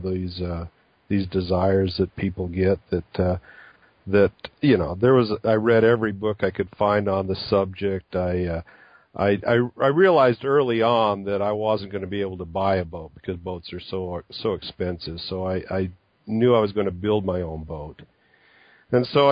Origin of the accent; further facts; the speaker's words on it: Utah, United States; I grew up in Utah and a landlocked state